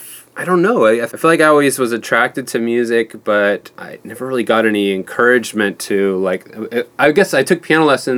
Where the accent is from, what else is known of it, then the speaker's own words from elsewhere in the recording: Kankakee, Illinois, United States; I grew up in like an hour south of Chicago, a town called Kankakee